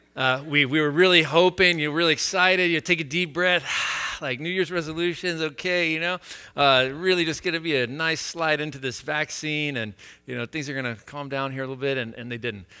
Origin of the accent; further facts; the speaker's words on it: United States; I have lived with this exceptionalism a, as an American